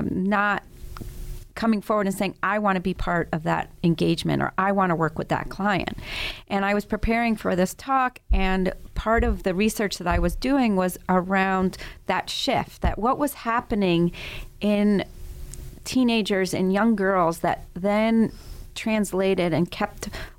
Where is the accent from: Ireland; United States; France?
France; Paris, Île-de-France; So I grew up in Europe and started elementary school in Paris and went in the first day of elementary school in first grade and obviously didn't speak French.